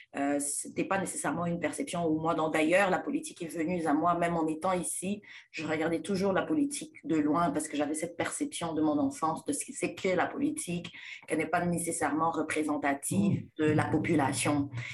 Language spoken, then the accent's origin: French; DR Congo; moved away; je suis née et grandie en République démocratique du Congo